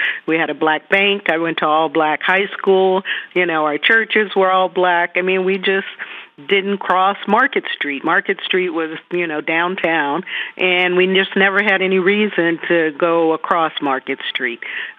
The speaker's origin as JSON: {"language": "English", "town": "Greensboro", "region": "North Carolina", "country": "United States", "tie": "born or raised there", "also_born_or_lived": "California", "moved": "yes", "said": "But I grew up in Greensboro. It was my first experience in a segregated community."}